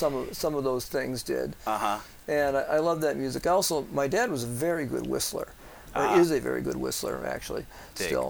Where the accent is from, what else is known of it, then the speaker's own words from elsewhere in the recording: Blaine, Minnesota, United States; I was raised in Blaine, went to Coon Rapids High School.